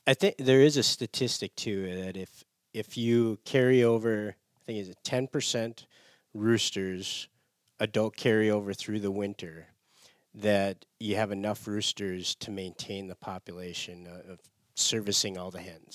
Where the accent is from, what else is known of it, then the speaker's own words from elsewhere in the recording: Michigan, United States; moved away as an adult; I grew up in Michigan.